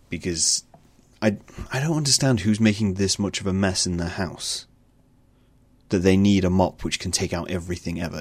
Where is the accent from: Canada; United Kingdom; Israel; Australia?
United Kingdom